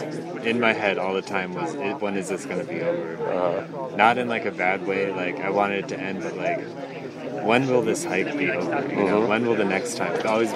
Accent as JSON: {"language": "English", "town": "Montville", "region": "Ohio", "country": "United States", "moved": "yes"}